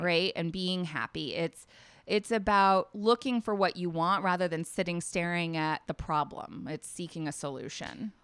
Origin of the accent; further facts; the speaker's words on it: Nashville, Tennessee, United States; moved away as an adult; I'm originally from Tennessee, from Nashville.